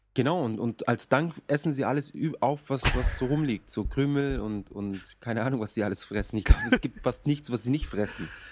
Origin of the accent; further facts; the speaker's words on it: Munich, Bavaria, Germany; now in Japan; bei uns in München